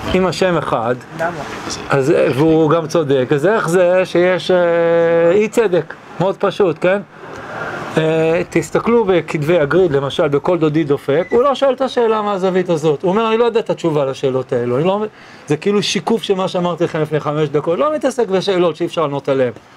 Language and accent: Hebrew; Israel; also born or lived in New York, United States; אני נולדתי בניו יורק, עליתי ארצה כשהייתי בן שבע